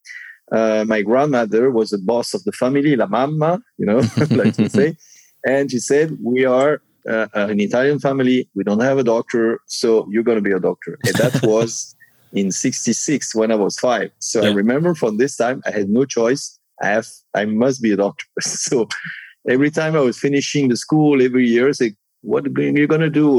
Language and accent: English; Monaco; also born or lived in Nice, France / Cannes, France; I was born in Monaco